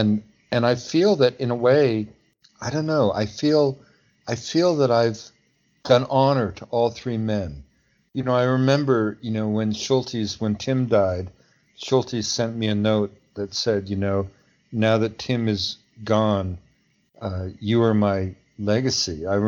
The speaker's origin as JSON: {"language": "English", "region": "Pacific Northwest", "country": "United States", "said": "I mean, I fought fires, you know, I was a logger, you know, I came from the Pacific Northwest."}